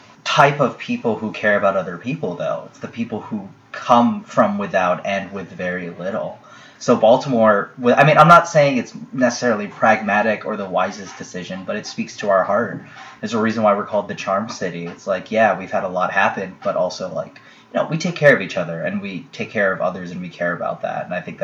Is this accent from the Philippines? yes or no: yes; Philippines; We are Filipino.